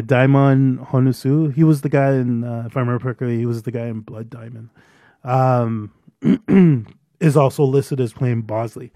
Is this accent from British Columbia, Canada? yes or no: no; Brampton, Ontario, Canada; I won't specifically say I'm from Brampton. I tell them I'm from Toronto